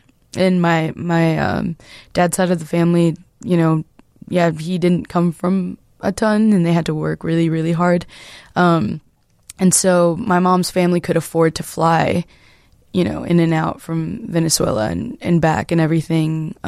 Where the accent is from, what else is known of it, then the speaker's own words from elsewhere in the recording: Chicago, Illinois, United States; Well, I grew up in the Irving Park neighborhood. That's where my first memories come from. Irving Park, and then I feel like we briefly moved to the West Side for a year or two or something like that, and then came back to Irving Park area.